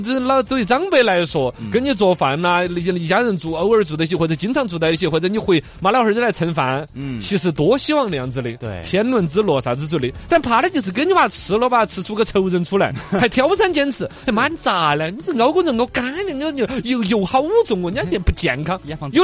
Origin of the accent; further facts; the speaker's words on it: Sichuan, China; 四川尤其像我们老家麒麟地带那种